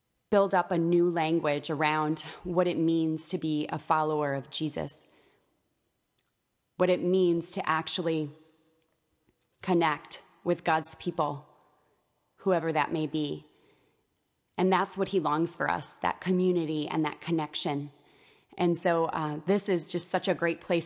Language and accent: English; Chicago, Illinois, United States; moved away as an adult; now in Austin, United States; I moved to Austin 2.5 years ago, and I'm from Chicago